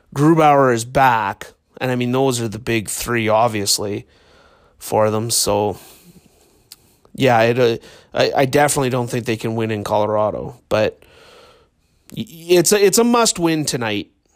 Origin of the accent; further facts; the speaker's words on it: Marwayne, Alberta, Canada; I grew up in Marwayne.